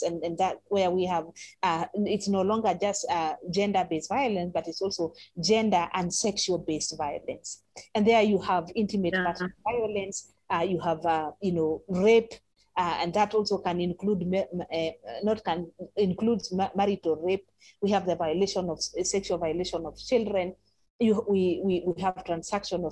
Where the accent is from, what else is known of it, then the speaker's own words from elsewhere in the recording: Ngong, Kenya; I grew up in Gong, so I speak Kikuyu